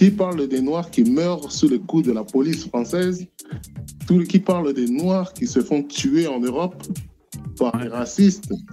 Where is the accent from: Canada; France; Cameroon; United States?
Cameroon; Moi, je suis du Cameroun.